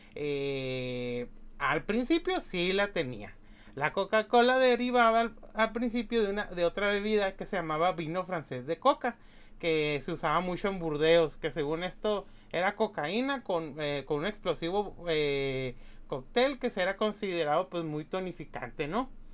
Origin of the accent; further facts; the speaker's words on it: Mexicali, Baja California, Mexico; Mexicali, de mi, pues de mi, pues de mi pueblo, pues Mexicali, la, la capital de Baja California